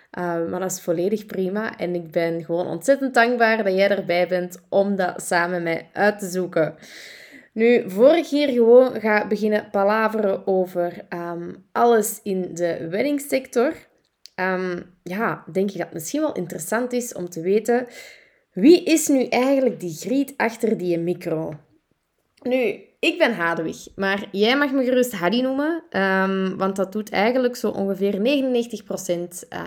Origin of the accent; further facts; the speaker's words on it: Turnhout, Antwerp, Belgium; accent: Kempen; now in Deurne, Belgium; Eh, ik ben oorspronkelijk van de Kempen. Ik ben eh, geboren en getogen in Turnhout, maar ik ben ondertussen wel afgezakt naar Antwerpen, naar Deurne om precies te zijn.